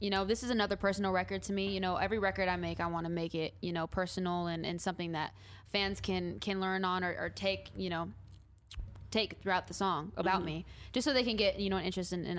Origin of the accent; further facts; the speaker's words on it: Northern California, United States; I'm from NorCal